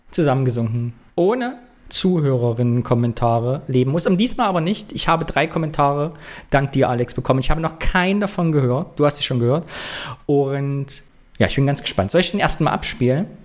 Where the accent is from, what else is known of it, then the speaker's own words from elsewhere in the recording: Thuringia, Germany; Aber ich bin Thüringer. Wir tragen unser Thüringen-Sein überall in die Welt.